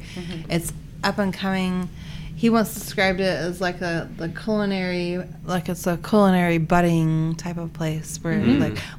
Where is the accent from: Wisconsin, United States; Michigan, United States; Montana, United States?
Montana, United States; moved away as an adult; now in Spokane, United States; My husband was born and raised here, and I am from Montana